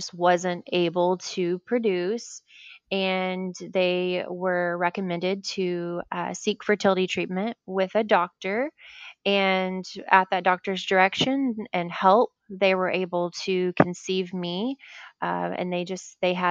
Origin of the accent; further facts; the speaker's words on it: Nacogdoches, Texas, United States; now in Pearland, United States; I was born in Nacogdoches. So very East Texas